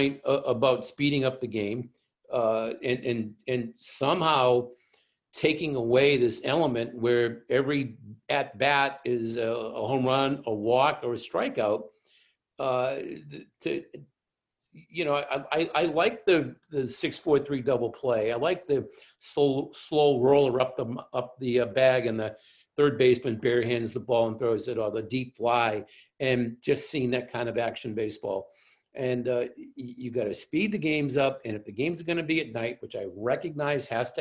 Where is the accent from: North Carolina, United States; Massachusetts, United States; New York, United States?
Massachusetts, United States; Boston; as a Bostonian